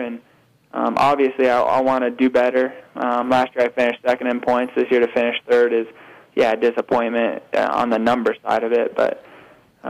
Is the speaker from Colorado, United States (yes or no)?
yes; Colorado, United States; As a kid growing up in Colorado